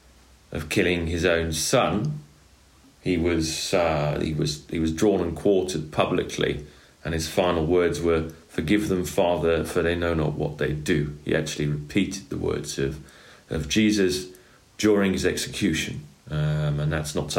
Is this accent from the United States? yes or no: no; England, United Kingdom; now in France; I'm English